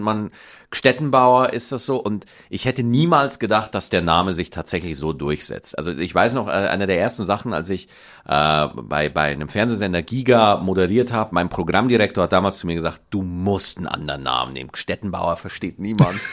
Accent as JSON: {"language": "German", "town": "Schwarzach", "region": "Bavaria", "country": "Germany", "tie": "born or raised there", "accent": "Bavarian, mixed with Standard German", "moved": "yes", "said": "meine Heimat Niederbayer"}